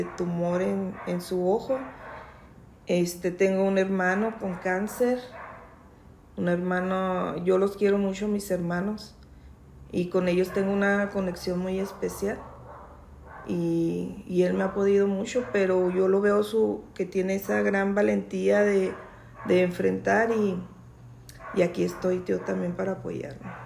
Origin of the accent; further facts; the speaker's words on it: Chihuahua, Mexico; also born or lived in Santa Bárbara, Chihuahua; yo empecé mi escuelita en, allá en Santa Bárbara, de allá son mis padres, pero yo nací aquí en Chihuahua. Y luego ya le dieron trabajo a mi mamá de maestra. Aquí en Chihuahua ya nos venimos. Y aquí empecé a estudiar en la escuela Jesús García.